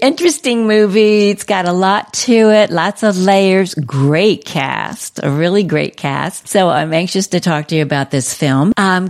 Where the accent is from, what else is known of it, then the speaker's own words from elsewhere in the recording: New York, United States; moved away; I'm from New York.